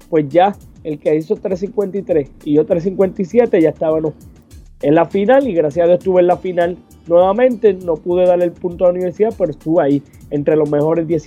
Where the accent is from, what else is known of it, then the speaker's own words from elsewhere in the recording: Puerto Rico; moved away; yo salí de Puerto Rico en el 2014